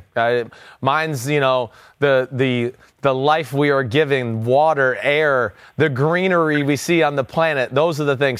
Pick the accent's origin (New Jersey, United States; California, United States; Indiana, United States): New Jersey, United States; I'm from Jersey